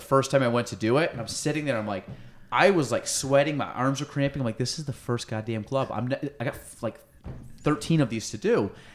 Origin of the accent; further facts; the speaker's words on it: Chazy, New York, United States; so I grew up in Chazy